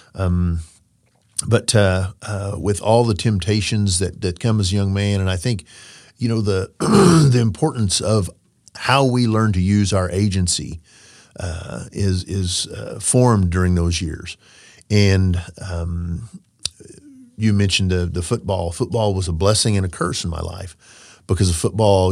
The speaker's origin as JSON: {"language": "English", "region": "Oklahoma", "country": "United States", "tie": "born or raised there", "said": "as a young man growing up in Oklahoma"}